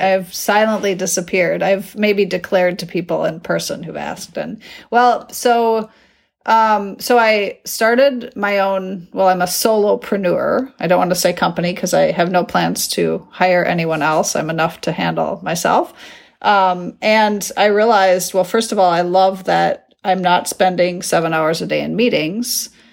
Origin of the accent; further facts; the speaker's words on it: United States; moved away as an adult; now in Netherlands; my experience being an American abroad